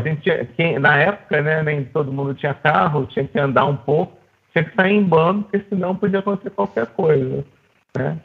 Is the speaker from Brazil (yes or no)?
yes; Rio de Janeiro, Brazil; eu cresci na Zona Sul do Rio de Janeiro